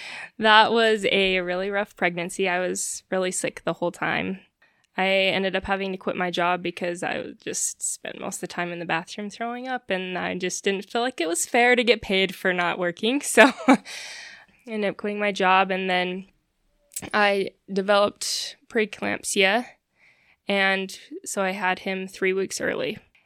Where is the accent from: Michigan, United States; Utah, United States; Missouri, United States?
Utah, United States; Logan; also born or lived in Billings, Montana; I was born in Logan, Utah, and my family moved around Utah quite a bit. And then my junior year of high school, we moved to Billings, Montana, and I ended up graduating from there.